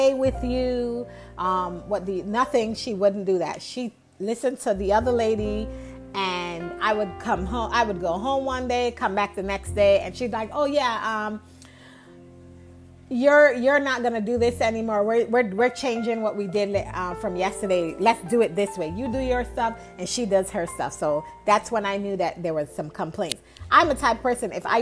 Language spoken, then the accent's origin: English; New York, United States; moved away as an adult; also born or lived in the South; where I grew up north in New York, where ambition is a value, it's an asset